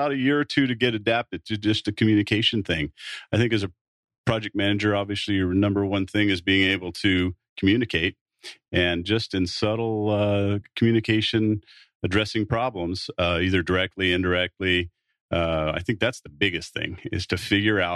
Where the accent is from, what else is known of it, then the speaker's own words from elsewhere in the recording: United States; as an American